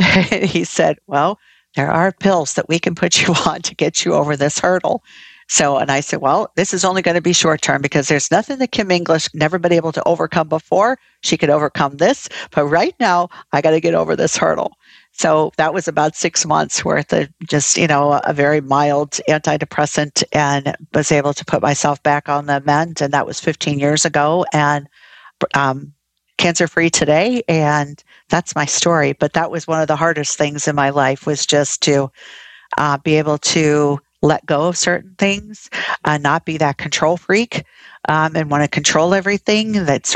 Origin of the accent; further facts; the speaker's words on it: Ohio, United States; moved away as an adult; also born or lived in Florida; now in South Carolina, United States; I was originally from Ohio